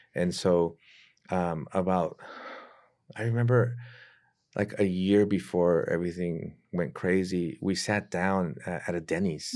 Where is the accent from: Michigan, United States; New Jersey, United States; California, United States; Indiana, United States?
California, United States; San Diego; moved away as an adult; now in Mexico City, Mexico; I'm originally born and raised in San Diego